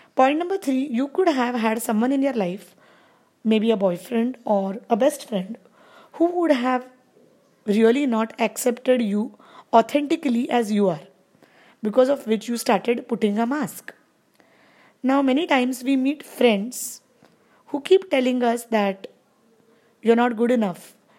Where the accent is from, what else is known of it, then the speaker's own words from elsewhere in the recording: India; I am from India